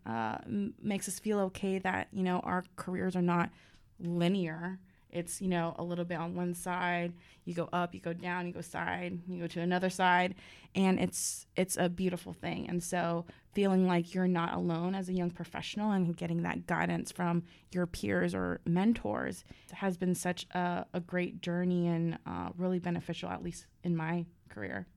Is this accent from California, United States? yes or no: yes; San Diego, California, United States; now in Washington, D.C., United States; I'm originally from San Diego.